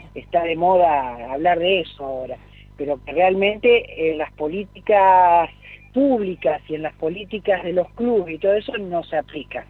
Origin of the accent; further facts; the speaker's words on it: Gálvez, Santa Fe, Argentina; Yo soy de la ciudad de Galvez, provincia de Santa Fe